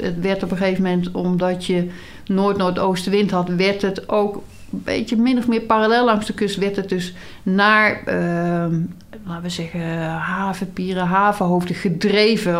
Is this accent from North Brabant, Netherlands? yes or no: yes; North Brabant, Netherlands; ik ben wel geboren en getogen in Brabant